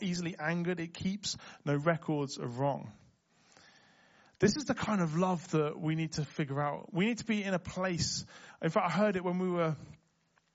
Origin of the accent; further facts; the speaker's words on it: Liverpool, North West England, United Kingdom; accent: Scouse; moved away; I grew up in Liverpool, so I can go fully Scouse